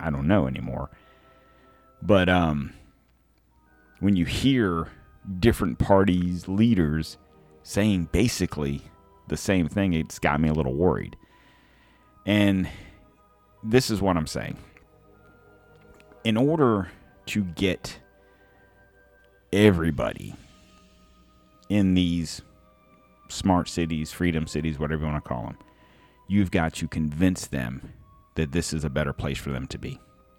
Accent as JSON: {"language": "English", "country": "United States", "said": "as an American, with my passport"}